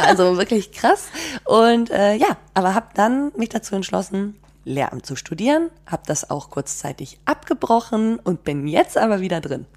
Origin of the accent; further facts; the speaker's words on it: Bad Segeberg, Schleswig-Holstein, Germany; moved away as an adult; also born or lived in Leverkusen / Basel / Freiburg; ich bin zwar in Schleswig-Holstein aufgewachsen, also in Bad Segeberg